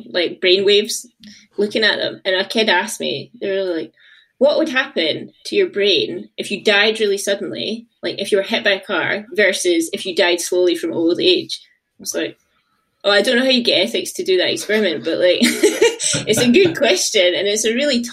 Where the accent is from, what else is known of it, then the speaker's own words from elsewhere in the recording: Glasgow, Scotland, United Kingdom; I'm from Glasgow, but I ended up moving to get a job over to the East Coast.